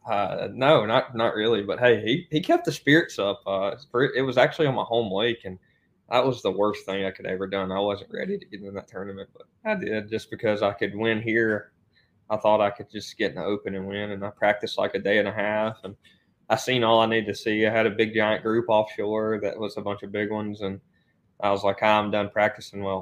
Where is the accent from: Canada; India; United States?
United States; Alabama; I just the whole Coosa River, uh, probably the lower portion.